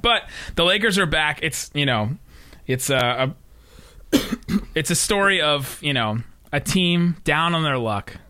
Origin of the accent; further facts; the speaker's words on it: Cincinnati, Ohio, United States; also born or lived in Los Angeles; Grew up in Cincinnati, where we didn't really have a team.